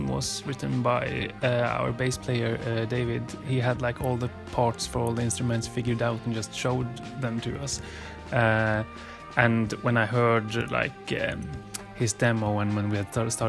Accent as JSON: {"language": "English", "region": "Northern Norway", "country": "Norway", "tie": "born or raised there", "second_language": "English", "moved": "as an adult", "lives_now": "Stockholm, Sweden", "said": "I moved from my hometown, a tiny town in the north of Norway."}